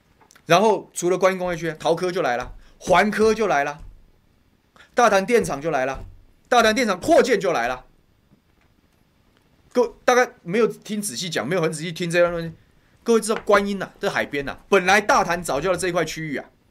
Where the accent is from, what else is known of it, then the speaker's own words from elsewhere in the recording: Taoyuan, Taiwan; 那我是桃园人，我就讲桃园家乡的事情。